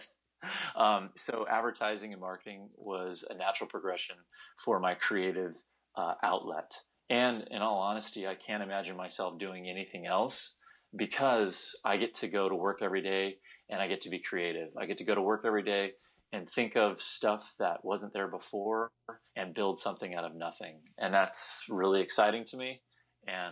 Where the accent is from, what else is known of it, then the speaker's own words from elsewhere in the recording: California, United States; also born or lived in Bakersfield; I grew up in Northern California near Stanford University